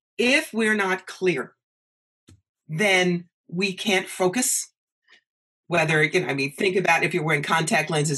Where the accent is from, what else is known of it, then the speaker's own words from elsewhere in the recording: New York, United States; moved away as an adult; also born or lived in Atlanta; I'm from New York